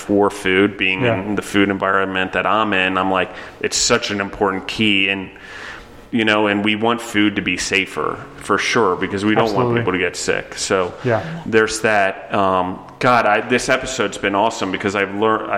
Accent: East Coast, United States; now in Colorado, United States; I'm from the East Coast

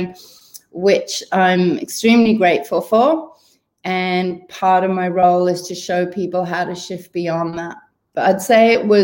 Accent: Wales, United Kingdom; moved away as an adult; now in Sydney, Australia; originally from the UK, growing up in Wales

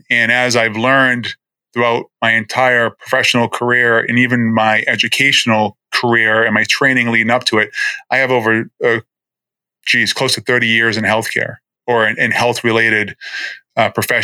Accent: Boston, Massachusetts, United States; moved away as an adult; also born or lived in New Jersey; now in Florida, United States; I'm born and raised in Boston

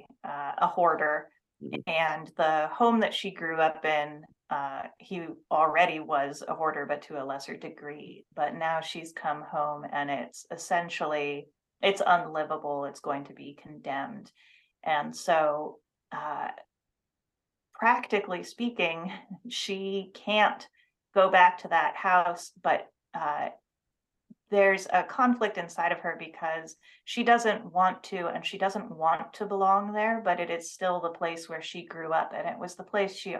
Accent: Seattle, Washington, United States; I grew up in the Seattle area

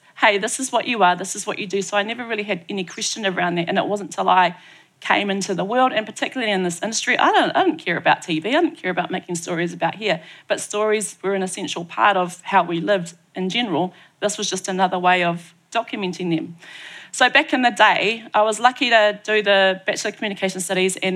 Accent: Tauranga, Bay of Plenty, New Zealand; moved away; I grew up in Tauranga

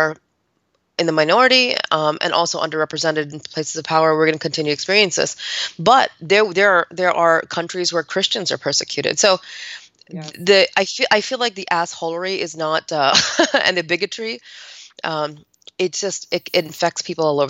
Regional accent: United States; I wasn't born here, but I was raised in the United States of America

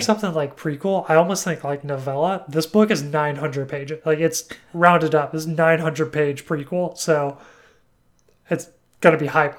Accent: Alabama, United States; I'm from Alabama

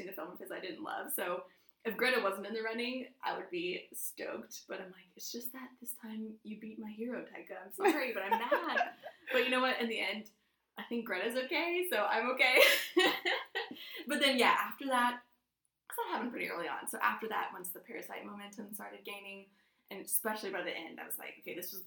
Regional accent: Dayton, Ohio, United States; I'm from Dayton

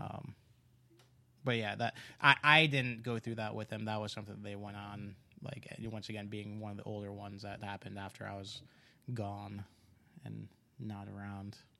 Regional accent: East Coast, United States; I grew up on the East Clo-, Coast

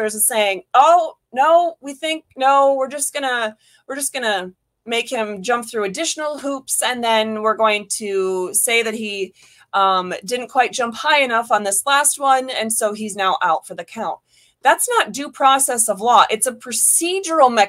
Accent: Michigan, United States; now in Florida, United States; I was born in Michigan

